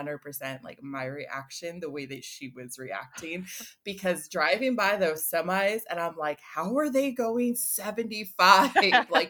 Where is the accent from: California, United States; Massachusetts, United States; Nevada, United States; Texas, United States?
California, United States; Southern; I'm from Southern California. We don't have snow. We barely have rain.